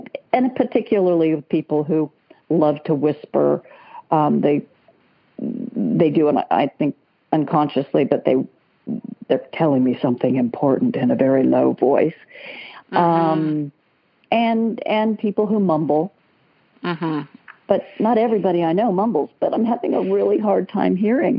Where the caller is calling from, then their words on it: Palm Desert, California, United States; I'm calling from Palm Desert out in the very hot desert of Southern California.